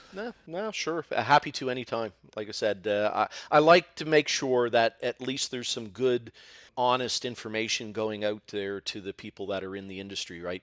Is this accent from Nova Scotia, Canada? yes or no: yes; Halifax, Nova Scotia, Canada; I am from Halifax, Nova Scotia, the land of mussels and seafood